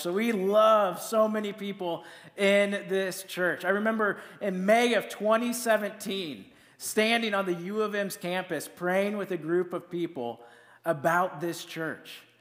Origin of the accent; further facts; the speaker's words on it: Iowa, United States; moved away as an adult; now in Mankato, United States; I'm from Iowa, and I went to Iowa State